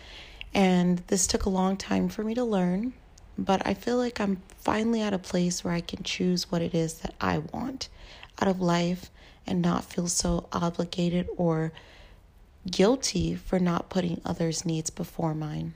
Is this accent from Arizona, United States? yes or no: yes; Tucson, Arizona, United States; now in Portland, United States; I live in Portland, Oregon. I'm originally from Tucson, Arizona, and majority of my family still lives in Tucson, Arizona